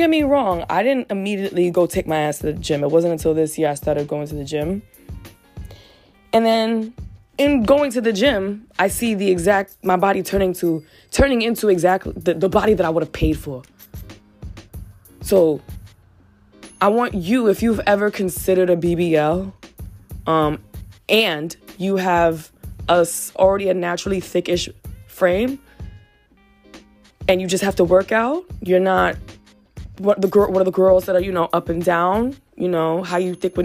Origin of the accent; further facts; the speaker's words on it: New York City, New York, United States; I've grown up in the Bronx